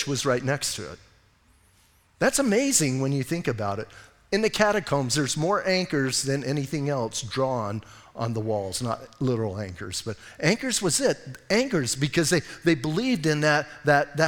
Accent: Southwest, United States; I was born and raised in the Southwest

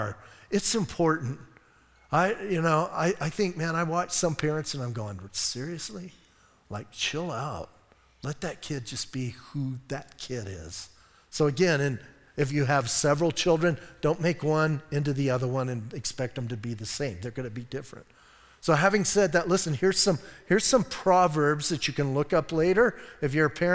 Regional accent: Bisbee, Arizona, United States; now in Sierra Vista, United States; I was raised in Bisbee

